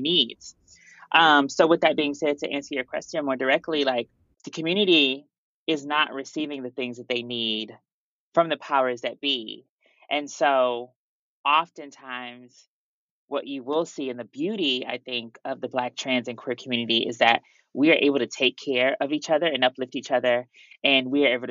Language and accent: English; St. Louis, Missouri, United States; moved away as an adult; also born or lived in Houma, Louisiana; now in New York, United States; I'm actually originally from St. Louis, Missouri